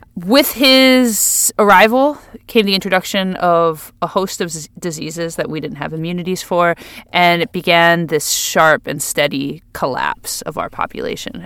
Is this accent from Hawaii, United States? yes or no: yes; Hawaii, United States